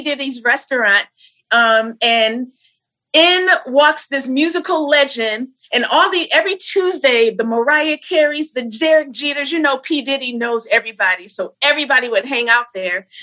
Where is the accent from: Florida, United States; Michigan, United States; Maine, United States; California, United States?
Michigan, United States; Flint; now in New York City, United States; I am um, in New York City. I hail from Flint, Michigan